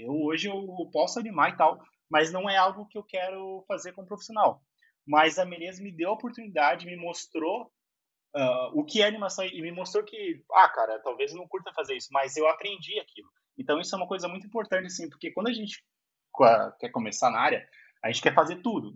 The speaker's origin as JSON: {"language": "Portuguese", "town": "Cachoeirinha", "region": "Rio Grande do Sul", "country": "Brazil", "tie": "born or raised there", "also_born_or_lived": "Porto Alegre", "moved": "as an adult", "lives_now": "São Paulo, Brazil", "said": "Nasci em Porto Alegre, mas eu morei a minha vida inteira em Cachoeirinha"}